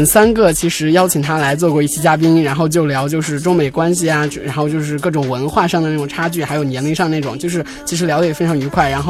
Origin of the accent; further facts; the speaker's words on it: a small town in Sichuan, China; first language Chinese; 因为我是生在一个四川的一个小镇上，然后本身是高中之前都一直在那个小镇上。